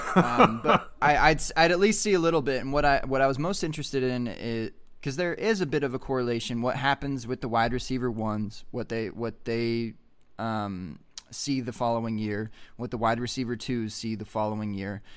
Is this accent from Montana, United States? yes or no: yes; Montana, United States; I'm from Montana